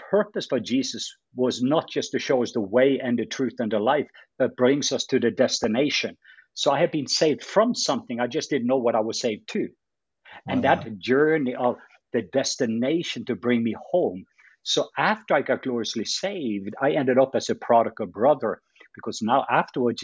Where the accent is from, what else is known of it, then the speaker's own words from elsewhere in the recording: Norway; moved away; I'm from Norway. So that's my Norwegian background